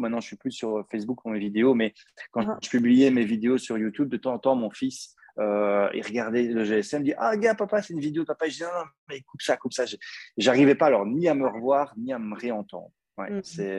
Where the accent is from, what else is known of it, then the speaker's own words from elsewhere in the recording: Belgium; accent: Belgian; mon accent belge